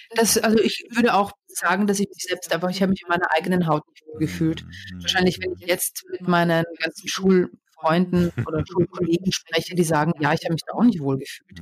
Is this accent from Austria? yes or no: yes; Austria; moved away as an adult; also born or lived in England; now in Berlin, Germany; ich war Österreicherin